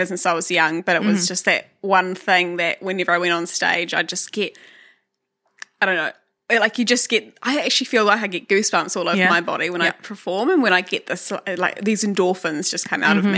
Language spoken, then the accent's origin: English; Whakatane, Bay of Plenty, New Zealand; moved away as an adult; now in Hamilton, New Zealand; I grew up in Whakatane